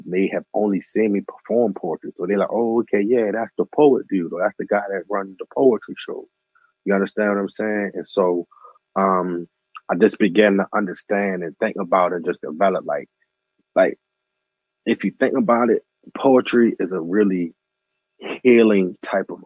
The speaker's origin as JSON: {"language": "English", "town": "Baltimore", "region": "Maryland", "country": "United States", "also_born_or_lived": "Randallstown / Atlanta / Las Vegas", "moved": "as an adult", "said": "I'm from Baltimore. I'm from East Baltimore"}